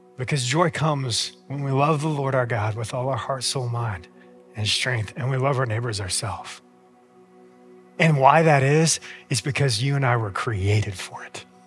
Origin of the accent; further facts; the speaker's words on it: United States; We as American Christians